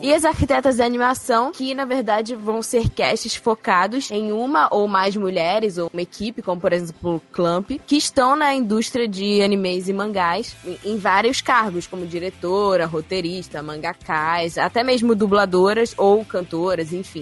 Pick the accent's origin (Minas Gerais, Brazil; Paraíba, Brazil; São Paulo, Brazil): São Paulo, Brazil; Eu sou de São Paulo, capital, tenho trinta e cinco anos